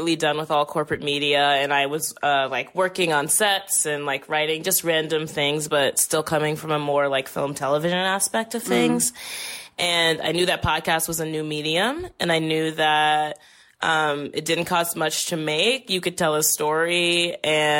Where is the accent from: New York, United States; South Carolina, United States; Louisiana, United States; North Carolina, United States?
Louisiana, United States; New Orleans; also born or lived in Brooklyn; now in Connecticut, United States; growing up in New Orleans